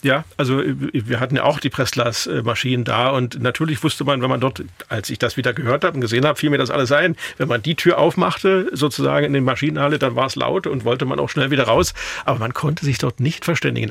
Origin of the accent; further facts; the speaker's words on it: Weißwasser, Saxony, Germany; ich bin in der Glasstadt Weißwasser aufgewachsen